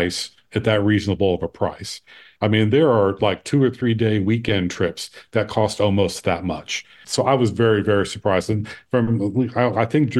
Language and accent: English; Ohio, United States; now in Phoenix, United States; I grew up on Lake Erie in Ohio